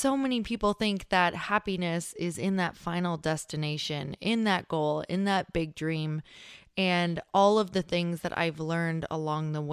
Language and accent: English; Upper Peninsula of Michigan, United States; accent: Yooper (Upper Michigan); I grew up in Upper Michigan.